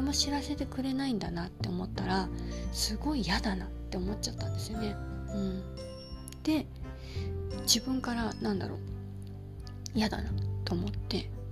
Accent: Yokosuka, Kanagawa, Japan; うちは横須賀ですし

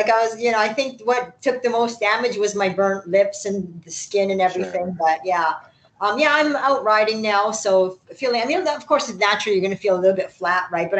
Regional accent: Israel; Every news station and every magazine, even like, I'm from Israel, like, even Israel is contacting, right?

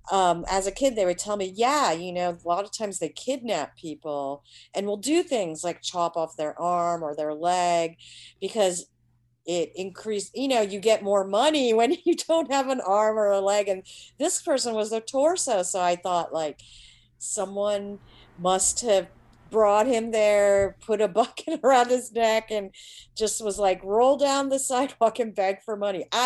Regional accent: India; I just know just from being Indian, like I kind of see a lot of like a lot of disabled you know there's a lot of disabled people in india as well

